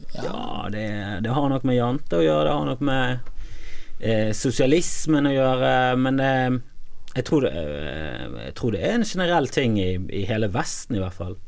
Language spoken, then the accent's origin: Norwegian; Bergen, Vestland, Norway; also born or lived in Voss; nå kommer både meg og deg fra Fana.